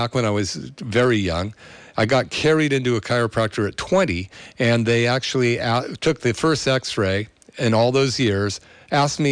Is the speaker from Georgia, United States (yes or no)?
no; Berkeley, California, United States; I grew up in Berkeley